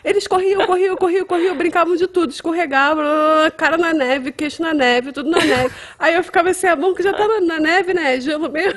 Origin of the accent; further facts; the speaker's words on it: Brazil; moved away as an adult; now in Winnipeg, Canada; Daquele meu jeito meio latino, inglês meio latino